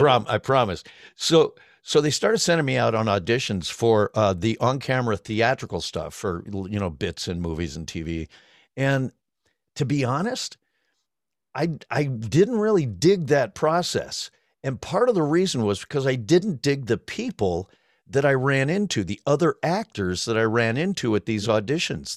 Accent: Cleveland, Ohio, United States; moved away as an adult; also born or lived in Denver, Colorado; I had moved to Cleveland when I was seven from Denver, so, so, and I, you know, pretty much grown up there as well

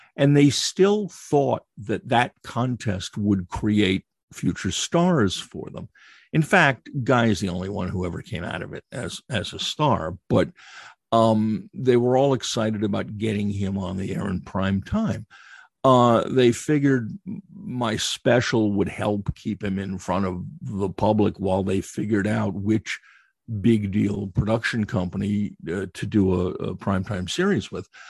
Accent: United States; moved away as an adult; also born or lived in London / Frankfurt / Budapest; I was as xenophobic as any American

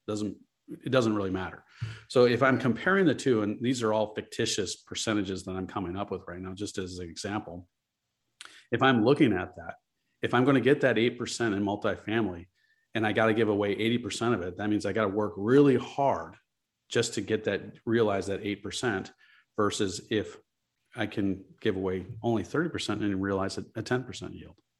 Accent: Chicago, Illinois, United States; I'm from Chicago. I grew up here.

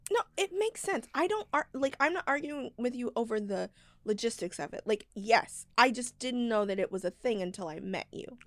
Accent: Texas, United States; I'm from Texas

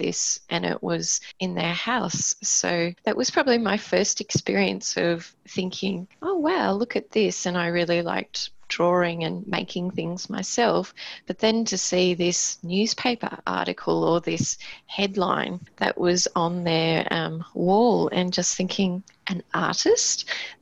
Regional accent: Queensland, Australia; moved away as an adult; now in Tasmania, Australia; I'm originally from Queensland, from a small country town

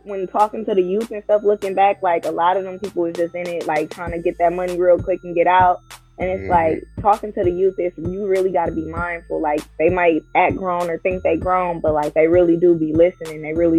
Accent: Milwaukee, Wisconsin, United States; Yeah, so I grew up on Congress Street, born and raised in Milwaukee, Wisconsin, Northside.

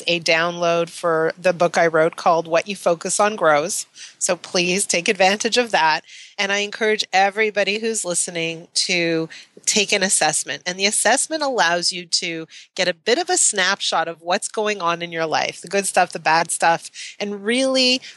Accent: Canada; I'm Canadian

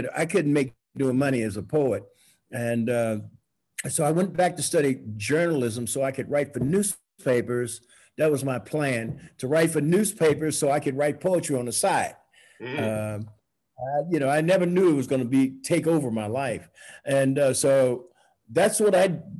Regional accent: St. Louis, Missouri, United States; also born or lived in Mexico / Puerto Rico / Cuba; I always read books growing up in St. Louis, Missouri

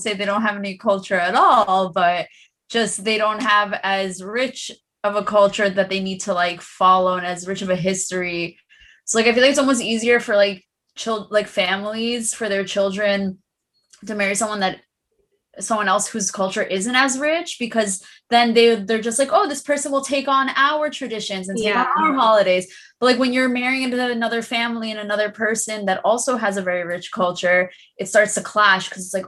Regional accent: Iran; I think a lot of Persian girls do get that people think that we're Indian a lot of the time.

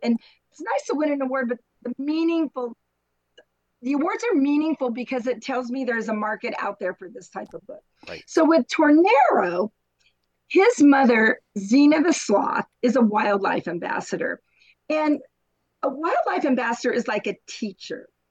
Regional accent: San Diego, California, United States; also born or lived in Anaheim; I was born and I grew up in San Diego

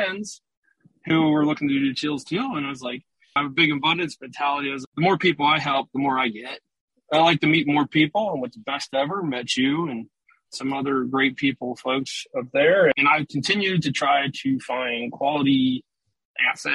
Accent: Cincinnati, Ohio, United States; moved away as an adult; now in Houston, United States; I'm originally from Cincinnati. I grew up here

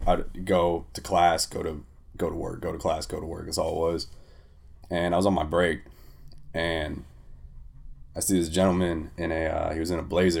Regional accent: Santa Ana, California, United States; My house address has always been Santa Ana

